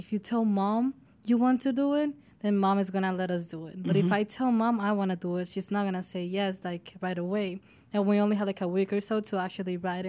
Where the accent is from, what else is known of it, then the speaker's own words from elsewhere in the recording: Dominican Republic; So we come from the Dominican Republic.